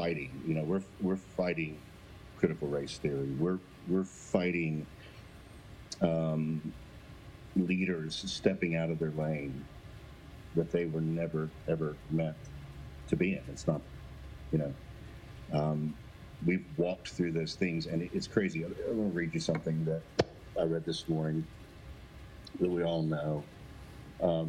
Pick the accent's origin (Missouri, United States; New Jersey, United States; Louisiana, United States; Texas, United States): Missouri, United States; moved away as an adult; also born or lived in Nashville; now in Bend, United States; I was born in Missouri, raised in Missouri